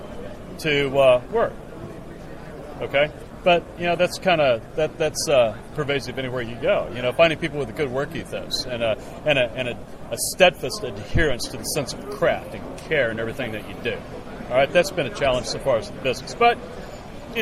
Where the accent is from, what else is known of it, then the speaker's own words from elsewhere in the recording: La Crosse, Wisconsin, United States; I'm from La Crosse, Wisconsin, 30 miles south.